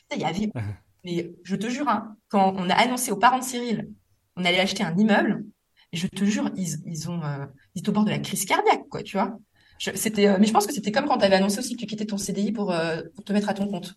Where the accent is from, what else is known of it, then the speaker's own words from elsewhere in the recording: Metz, Grand Est, France; now in Paris, France; à Metz, ma ville natale